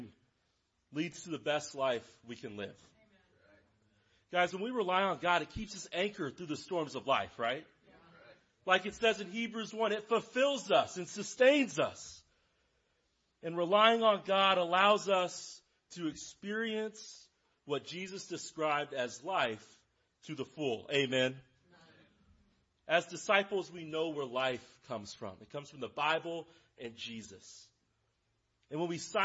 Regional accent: Lawrence, Kansas, United States; I am from Lawrence. I grew up in Lawrence. I live in Lawrence

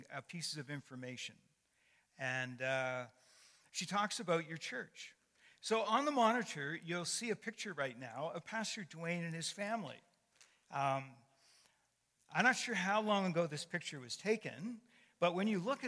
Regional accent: Canada; I'm a Canadian by birth and a Christian by choice

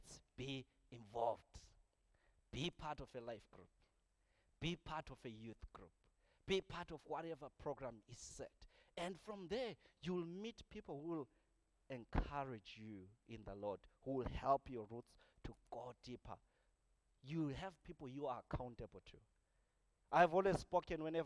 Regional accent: Zimbabwe; moved away as an adult; I come from Zimbabwe

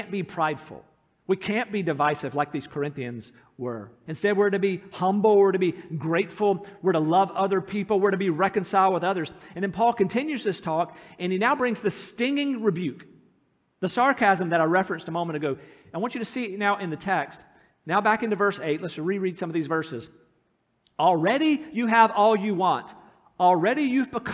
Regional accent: United States; moved away as an adult; America, where I'm from

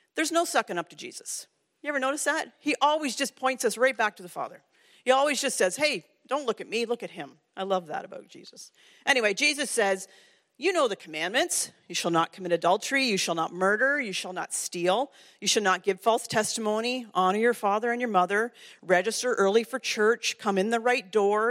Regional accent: Ontario, Canada; I grew up in Ontario.

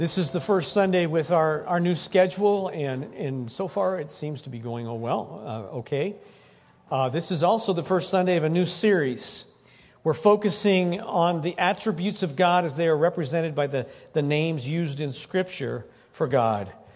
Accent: Greeley, Colorado, United States; I was born in Greeley. Fourth generation born in Greeley.

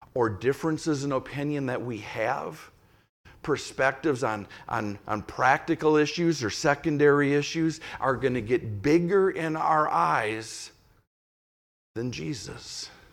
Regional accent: Saint Paul, Minnesota, United States; moved away; I was a little guy growing up in the Catholic Church when, when the Holy Spirit was cooking in South, Southern California, but directly or indirectly, that Catholic Church in Saint Paul, Minnesota caught that spirit.

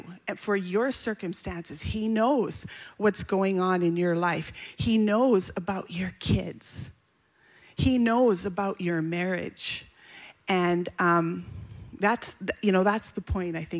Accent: Hay River, Northwest Territories, Canada; I was born and I grew up in the Canadian North, far north. My parents were missionaries, Ken and Sarah Gates. And my dad ran a hospital and a mission in a place called Hay River, Northwest Territories

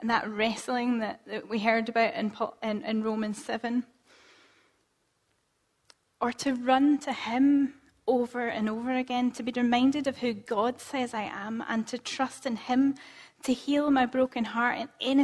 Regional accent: Scotland, United Kingdom; as Scottish people

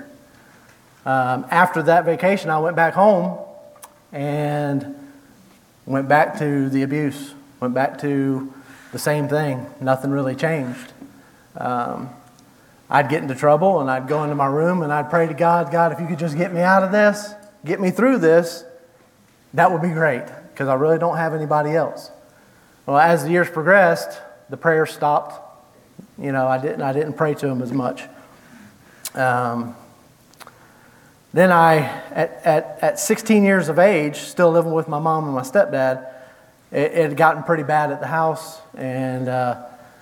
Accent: Jacksonville, Florida, United States; moved away; I was born in Jacksonville, Florida, May 19th, 1975

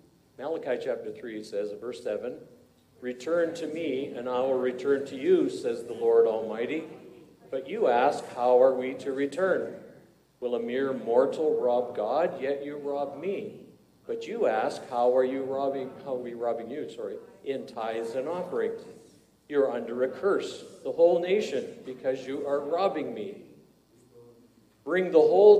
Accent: Parry Sound, Ontario, Canada; I went to Parry Sound, my hometown, where I was never a Christian

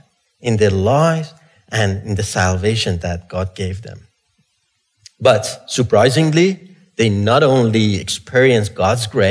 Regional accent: Iran; moved away; I grew up in Iran

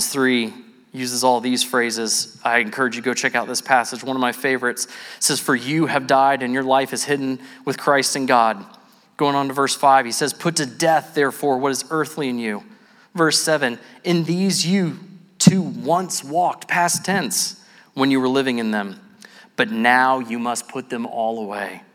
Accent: Cumming, Georgia, United States; moved away; I grew up here in Cumming

